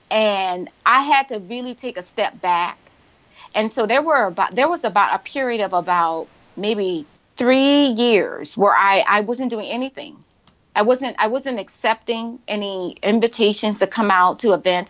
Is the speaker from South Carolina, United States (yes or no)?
yes; Charleston, South Carolina, United States; moved away; I was born and raised in Charleston. I went to uh, public schools in Charleston